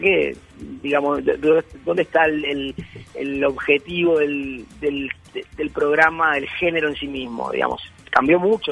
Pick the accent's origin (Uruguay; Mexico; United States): Uruguay; now in Buenos Aires, Argentina; soy uruguayo